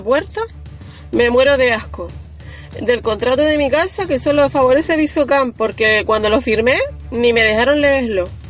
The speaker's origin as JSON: {"language": "Spanish", "area": "Ojos de Garza", "region": "Canary Islands", "country": "Spain", "said": "Soy una vecina de Ojos de Garza"}